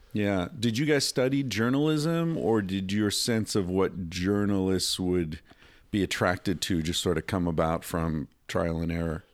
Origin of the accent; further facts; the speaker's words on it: Finger Lakes, New York, United States; I, I grew up there as well